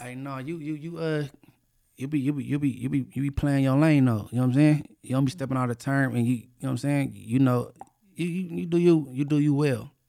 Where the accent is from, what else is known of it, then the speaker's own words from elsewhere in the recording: California, United States; I'm only from California